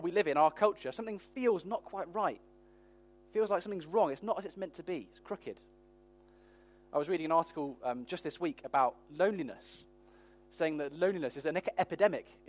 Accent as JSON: {"language": "English", "country": "United Kingdom", "said": "we're British"}